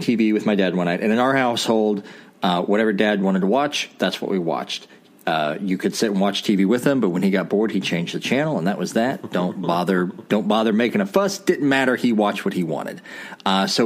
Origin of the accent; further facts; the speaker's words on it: White County, Illinois, United States; I grew up in White County, Illinois